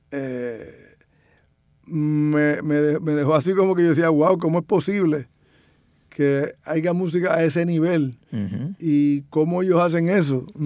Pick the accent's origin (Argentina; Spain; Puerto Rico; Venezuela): Puerto Rico; Loíza; Si yo me crié en Loíza allí, este, no entiendo.